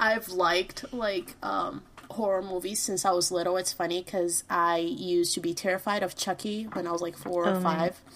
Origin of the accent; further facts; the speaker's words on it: Belo Horizonte, Minas Gerais, Brazil; now in Massachusetts, United States; I'm from Belo Horizonte, Brazil, but I've been living in Massachusetts for like 10 years